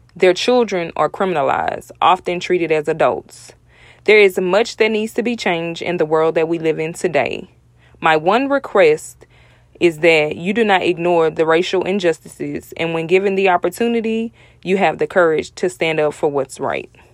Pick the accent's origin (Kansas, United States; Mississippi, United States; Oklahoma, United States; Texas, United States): Texas, United States; Houston; I am from Houston, Texas